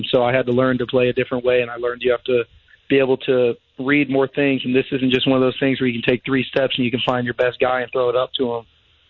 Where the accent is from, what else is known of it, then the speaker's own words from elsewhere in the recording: St. Augustine, Florida, United States; I grew up in St. Augustine, Florida.